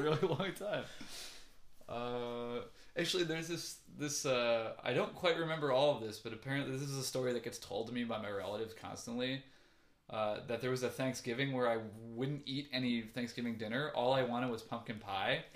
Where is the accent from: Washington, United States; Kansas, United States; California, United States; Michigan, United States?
Michigan, United States; Ann Arbor; now in Chicago, United States; home is Ann Arbor, Michigan, mm-hmm. uh, which is weird. Well, I was born in Chicago and I spent half my life here. Then I spent like my teenage years in Ann Arbor, so I feel kind of more like I grew up there